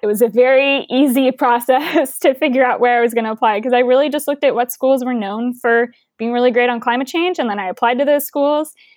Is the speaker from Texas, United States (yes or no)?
yes; Houston, Texas, United States; growing up in Houston